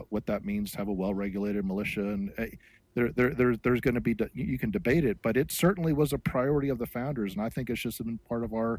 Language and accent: English; United States; as an American and a Christian